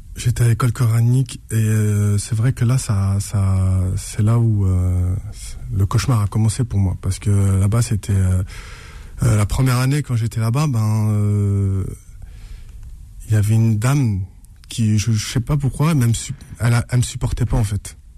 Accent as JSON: {"language": "French", "town": "Saint-Ouen", "region": "Île-de-France", "country": "France", "tie": "born or raised there", "said": "J'ai grandi à Saint-Ouen."}